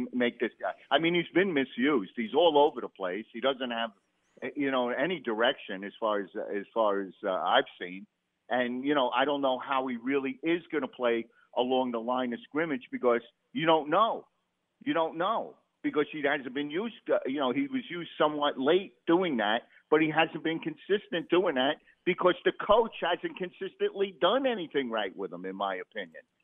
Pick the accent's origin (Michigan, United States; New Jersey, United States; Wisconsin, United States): New Jersey, United States; Jersey City; moved away; I'm originally from Jersey City.